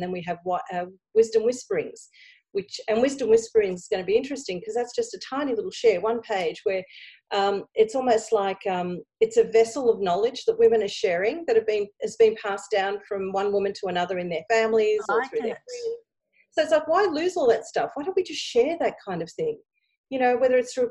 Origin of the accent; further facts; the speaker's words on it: Australia; I'm looking back at my Greek background, even though I was born here in Australia